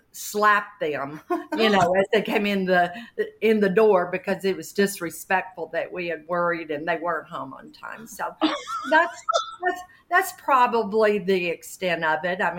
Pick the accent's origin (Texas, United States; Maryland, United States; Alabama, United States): Alabama, United States; Birmingham; accent: southern; I was born and raised in Birmingham, Alabama